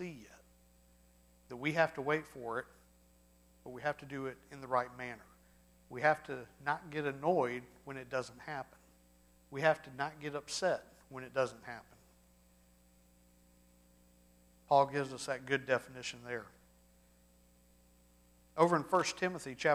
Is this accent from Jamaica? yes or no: no; Charleston, United States; also born or lived in Florence, Alabama (summers); Growing up in North Alabama in the summers, going to my grandparents' house up in Florence, we'd spend 4 to 6 weeks a summer up there. It was the only time I got to really work on the farm. We didn't have that in Charleston